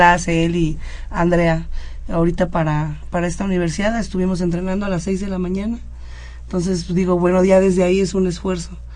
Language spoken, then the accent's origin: Spanish; Mexico City, Mexico; yo vengo de la Unidad Independencia, ahí lleva el judo más de 50 años